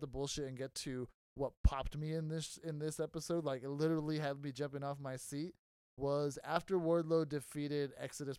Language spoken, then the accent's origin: English; Texas, United States; It's my home state.